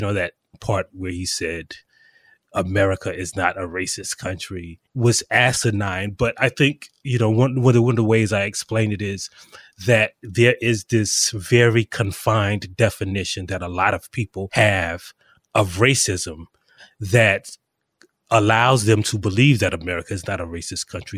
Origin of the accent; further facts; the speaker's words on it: South Carolina, United States; I am actually from South Carolina.